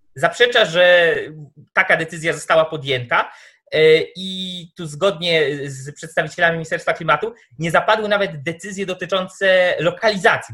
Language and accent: Polish; Tomaszów Mazowiecki, Łódź Voivodeship, Poland; ja jestem z Tomaszowa Mazowieckiego